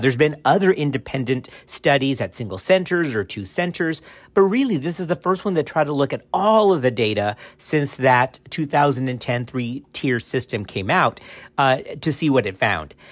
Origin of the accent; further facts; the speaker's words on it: Texas, United States; my home state in Texas